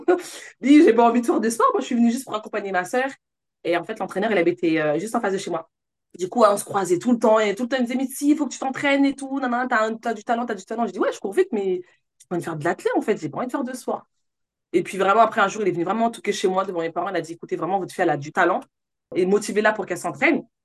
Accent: Villiers-le-Bel, Île-de-France, France; also born or lived in Sarcelles; J'ai grandi dans 95 à ville le bel C'est là où j'ai fait, ben, on va dire, mon collège, mon lycée

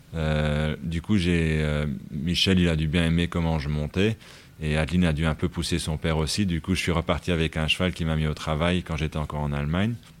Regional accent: Luxembourg; c'était vraiment une écurie un peu rustique et c'est là où j'ai grandi

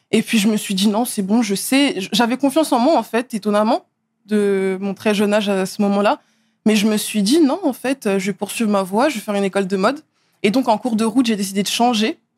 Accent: Neuilly-sur-Seine, Île-de-France, France; also born or lived in Asnières / Blanc-Mesnil; J'ai d'abord euh, vécu à Neuilly-sur-Seine, là où je suis née. Ensuite, j'ai vécu à Agnières. Ensuite, à Blanc-Ménil.

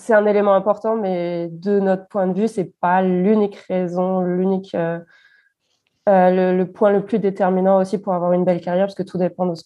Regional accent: France; now in Germany; ça m'a manqué par rapport à ce que où j'ai grandi en France. Quand j'étais en, en, France, je trouve que c'est quelques, enfin, les milieux où j'étais, c'était beaucoup plus diversifié

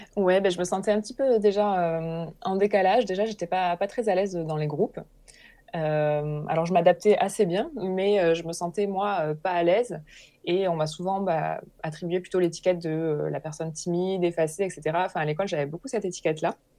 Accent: Hérault, Occitania, France; j'ai grandi euh, dans l'Hérault, dans un, dans un petit village

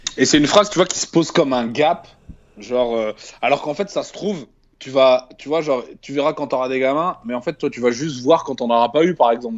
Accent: Tourcoing, Hauts-de-France, France; moved away as an adult; also born or lived in Dunkirk; j'ai grandi donc à Tourcoing. 59

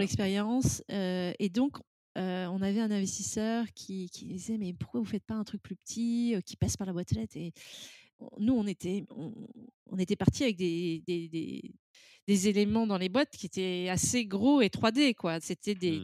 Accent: France; now in London, United Kingdom; je suis française

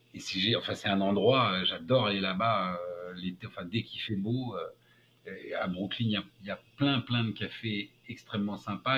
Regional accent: France; moved away as an adult; also born or lived in United States; now in New York, United States; je suis un Français qui a le passeport américain

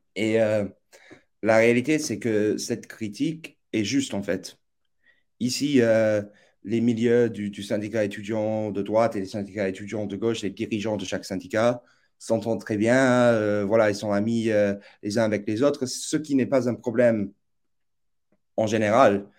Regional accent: New York, United States; moved away as an adult; also born or lived in boarding school near the Canadian border; now in Oxford, United Kingdom; je suis originaire des États-Unis, donc j'ai grandi à, New York

